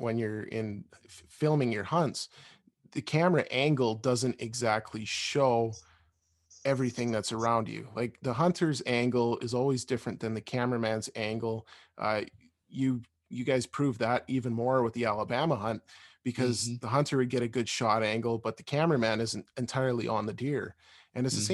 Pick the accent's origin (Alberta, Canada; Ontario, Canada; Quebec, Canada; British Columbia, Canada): Alberta, Canada; We grew up in Alberta and still live in Alberta